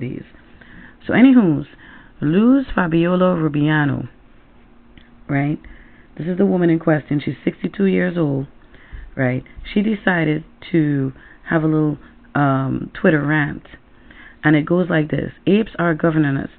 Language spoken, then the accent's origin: English; Trinidad & Tobago; now in Connecticut, United States; I come from Trinidad and Tobago, and in my little country that looks like a Timberland boot